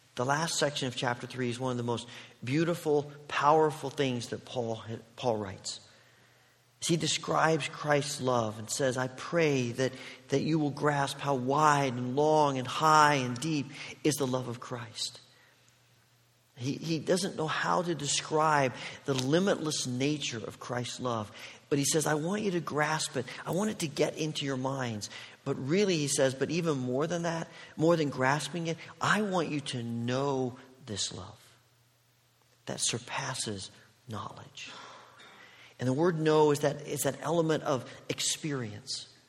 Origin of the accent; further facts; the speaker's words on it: Indiana, United States; moved away as an adult; also born or lived in Oregon; I grew up in Indiana